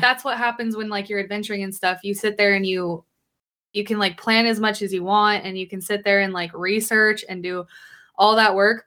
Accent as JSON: {"language": "English", "region": "Idaho", "country": "United States", "tie": "born or raised there", "said": "I grew up in a little town in Idaho"}